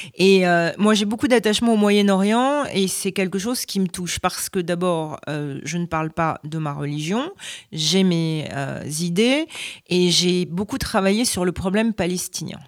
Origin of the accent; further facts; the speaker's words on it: France; moved away as an adult; now in United States; je suis euh, française aux États-Unis. Pour les Américains, je suis française.